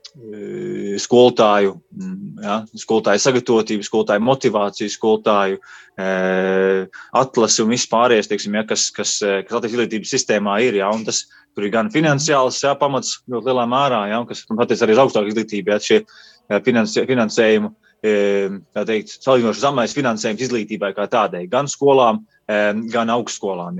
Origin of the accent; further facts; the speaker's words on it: Latvia; moved away as an adult; also born or lived in United Kingdom; es no Latvijas braucu uz turieni